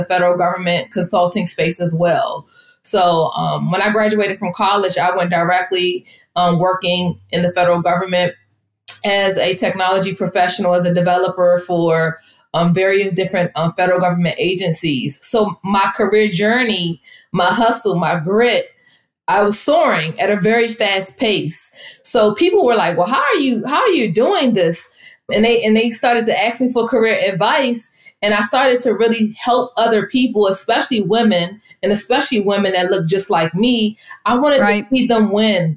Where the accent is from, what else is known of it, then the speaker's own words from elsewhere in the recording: Washington, District of Columbia, United States; I am from the Washington, D.C. area